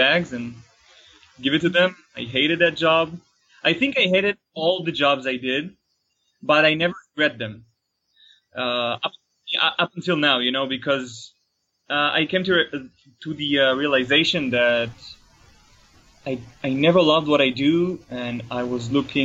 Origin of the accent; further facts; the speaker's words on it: Tel Aviv, Tel Aviv District, Israel; I'm from Israel, Tel Aviv